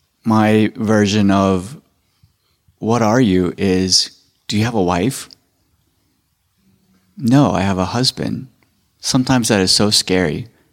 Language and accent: English; Davenport, Iowa, United States; because I grew up in Davenport, Iowa, and it was a sin to be gay.